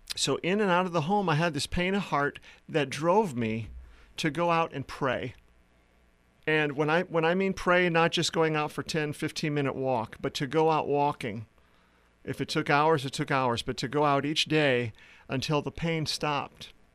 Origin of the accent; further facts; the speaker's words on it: South Dakota, United States; moved away as an adult; also born or lived in Philadelphia area / Uganda; I grew up in the Midwest in uh, South Dakota.